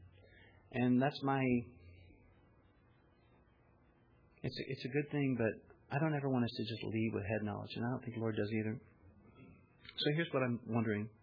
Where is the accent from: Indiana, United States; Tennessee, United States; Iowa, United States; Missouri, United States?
Missouri, United States; I'm from Missouri, right? The show me state